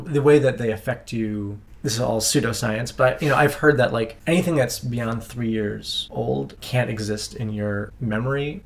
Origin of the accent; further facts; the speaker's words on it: Madison, Wisconsin, United States; I grew up in Madison, Wisconsin